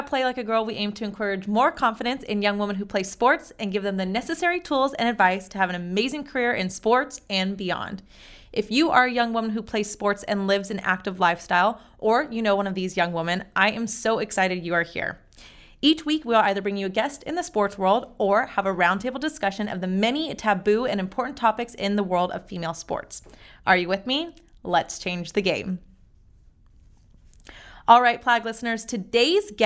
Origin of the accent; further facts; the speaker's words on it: San Jose, California, United States; now in Sacramento, United States; San Jose girl, that's where I was born. But now Sacramento, but NorCal girl all the way.